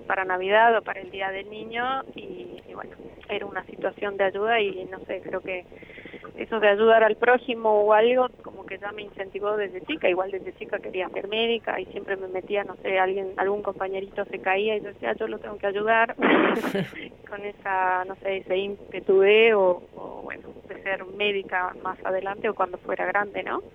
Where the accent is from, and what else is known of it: Bolivia; moved away as an adult; now in Argentina